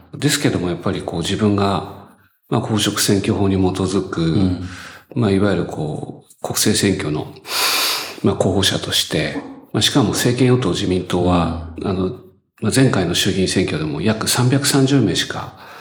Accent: Chiba, Japan; 私千葉出身です

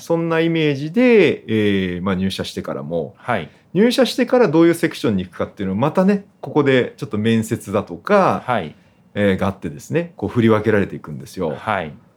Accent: Tokyo, Japan; 生まれも育ちも池袋

